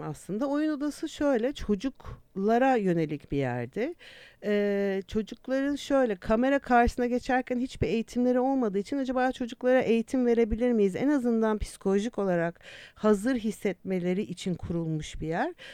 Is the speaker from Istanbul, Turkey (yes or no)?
yes; Istanbul, Turkey; moved away as an adult; also born or lived in England; İstanbul doğumluyum ben